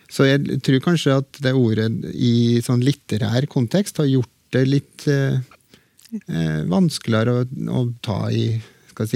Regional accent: Trøndelag, Norway; accent: Trøndersk; det har jeg i bruk i trønderske talemål

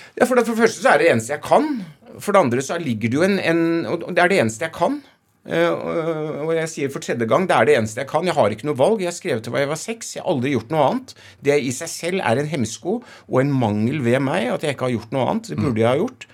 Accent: Oslo, Norway; jeg er fra Oslo vest

